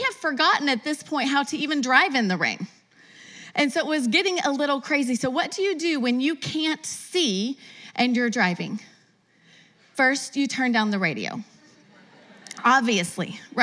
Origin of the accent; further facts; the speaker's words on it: West Texas, United States; moved away as an adult; now in Las Vegas, United States; Judd and I are both born and raised in West Texas